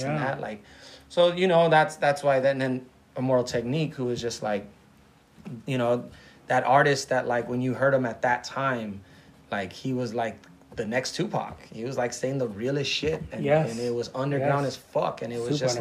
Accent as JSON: {"language": "English", "town": "Los Angeles", "region": "California", "country": "United States", "tie": "born or raised there"}